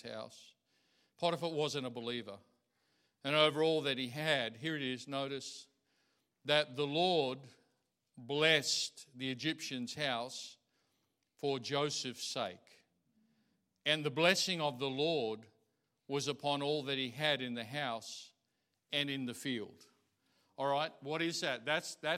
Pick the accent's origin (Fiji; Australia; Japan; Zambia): Australia; I'm Australian. I love this place. I see other places, but I'm of this place